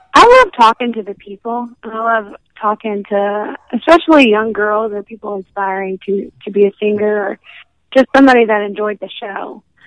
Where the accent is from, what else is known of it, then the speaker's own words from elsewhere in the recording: Alabama, United States; I am from Alabama, and so that's considered a southern state. So you know, I'm going to be raised around country music